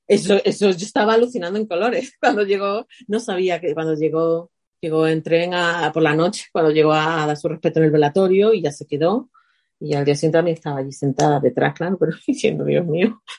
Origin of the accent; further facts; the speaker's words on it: Spain; moved away; soy española